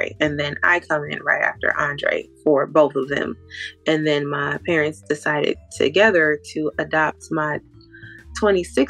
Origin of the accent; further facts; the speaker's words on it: Grand Rapids, Michigan, United States; I am from Grand Rapids, Michigan. Close to Detroit.